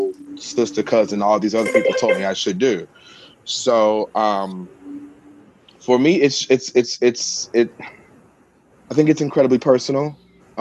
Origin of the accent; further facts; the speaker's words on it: Mississippi, United States; moved away; I come from the South, from Mississippi originally, and I am the black sheep of my family